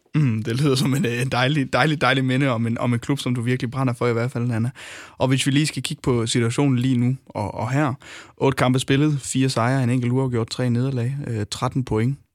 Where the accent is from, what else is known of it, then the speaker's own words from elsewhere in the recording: North Jutland, North Denmark Region, Denmark; nu kommer jeg selv fra Nordjylland